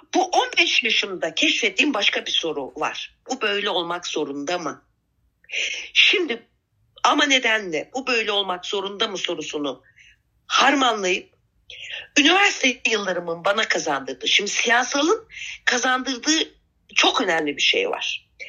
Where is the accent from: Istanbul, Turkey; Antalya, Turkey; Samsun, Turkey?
Istanbul, Turkey; born or raised there; also born or lived in Adana